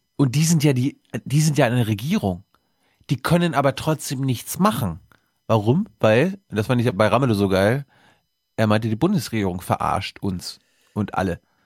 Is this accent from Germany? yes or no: yes; Mecklenburg-Vorpommern, Germany; moved away; ich bin MacPom vollkommen ohne Windräder aufgewachsen